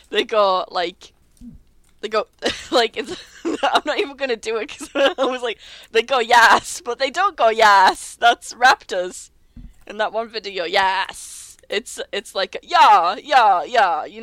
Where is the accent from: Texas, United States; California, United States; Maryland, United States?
Texas, United States; accent: Texan; that's always the voice I would use if it wasn't my Texan.